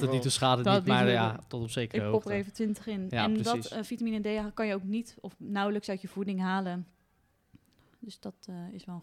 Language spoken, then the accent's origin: Dutch; Netherlands; En zeker omdat we als Hollander Volgens mij krijgt 70% uh, eh, te weinig vitamine